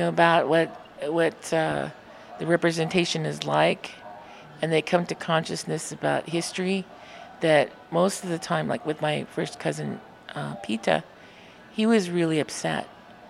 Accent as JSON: {"language": "English", "town": "Madras", "region": "Oregon", "country": "United States", "tie": "born or raised there", "said": "growing up in Madras, and I went to school in Madras"}